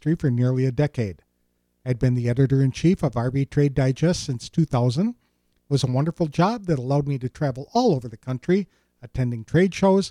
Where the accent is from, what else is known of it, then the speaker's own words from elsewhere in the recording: Madison, Wisconsin, United States; also born or lived in Oshkosh, Wisconsin; I'm a Wisconsin native who was born in 1960